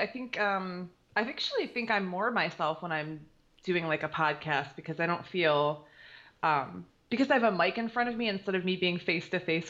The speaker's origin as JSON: {"language": "English", "town": "Detroit", "region": "Michigan", "country": "United States", "tie": "born or raised there", "lives_now": "Wyandotte, United States", "said": "I was born and raised in Detroit."}